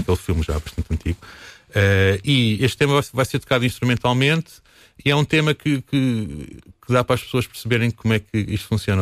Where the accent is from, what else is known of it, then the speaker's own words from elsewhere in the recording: Alcobaça, Portugal; sou daqui, sou de Alcoace, sou músico